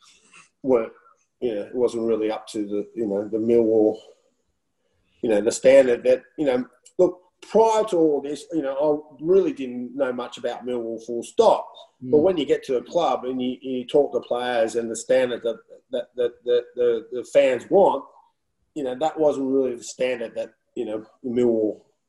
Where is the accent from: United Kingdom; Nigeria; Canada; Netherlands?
Netherlands; because when I come from Holland and how they play football and how they prepare for games